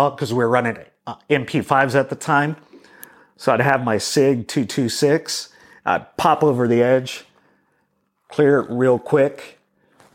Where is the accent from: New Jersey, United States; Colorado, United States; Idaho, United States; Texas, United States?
Texas, United States; Boerne; also born or lived in San Antonio, Texas; I was born in San Antonio to us locals, but San Antonio, Texas to everybody else. And raised in Bernie, Texas